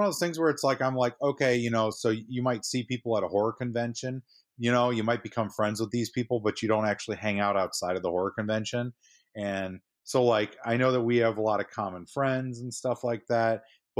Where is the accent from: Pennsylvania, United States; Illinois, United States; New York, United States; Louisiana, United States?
Illinois, United States; St. Charles; I grew up in St. Charles, Illinois, and my wife is from Palatine.